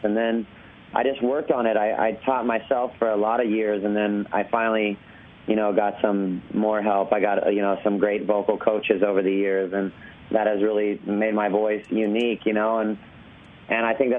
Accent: Orange County, California, United States; I grew up in Orange County, California

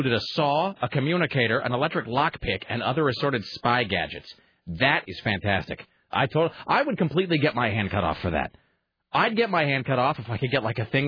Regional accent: Kennewick, Washington, United States; moved away as an adult; also born or lived in Spokane, Washington; now in Portland, United States; I'm from Kennewick

